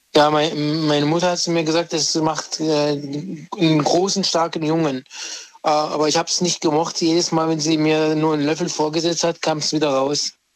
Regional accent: Egypt; now in Germany; weil ich bin ja Ägypter

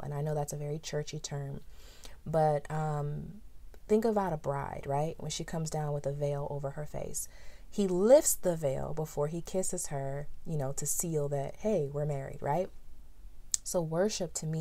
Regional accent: San Diego, California, United States; growing up in San Diego, California

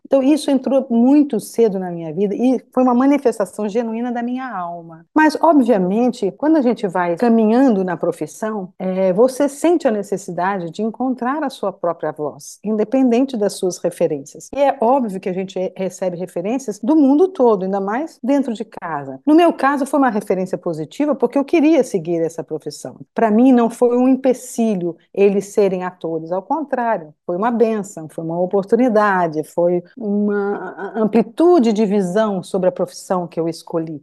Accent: São Paulo, Brazil; moved away as an adult; also born or lived in Rio de Janeiro / Curitiba; Eu nasci no Rio, fui pequenininha para Curitiba e fui para São Paulo com 5 anos de idade. Então eu fiquei de 5 aos 18 anos

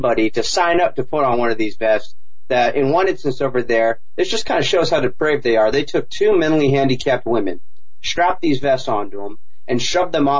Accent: Huntington Beach, California, United States; back home, Huntington Beach, California. That's my hometown

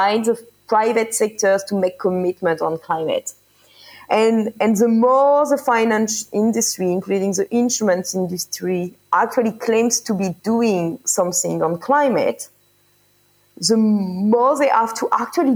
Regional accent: France; I am from France, which is a country with an energy mix based mostly on nuclear.

